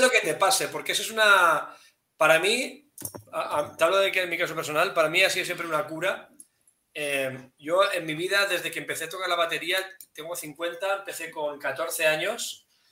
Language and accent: Spanish; Spain; así somos españoles